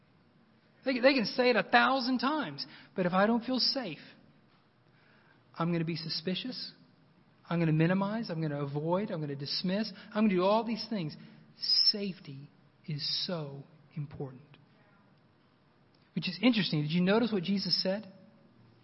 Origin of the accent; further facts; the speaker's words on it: Oklahoma, United States; moved away; also born or lived in Moscow; I'm from Oklahoma